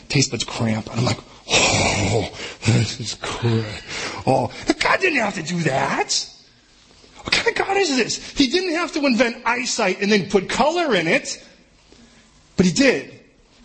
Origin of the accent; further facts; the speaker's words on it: United States; as an American